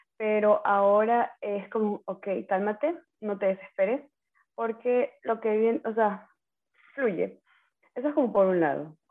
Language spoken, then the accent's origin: Spanish; Manta, Manabí, Ecuador; moved away as an adult; also born or lived in Ecuadorian Sierra; soy de Manaví, Manta Manaví. Eh, viví nueve años en la Sierra, a ver, viví toda mi vida en la costa.